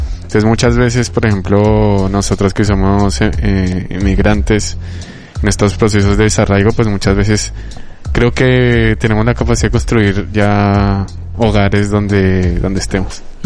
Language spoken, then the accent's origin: Spanish; Colombia; now in Bilbao, Spain; mi país de origen Colombia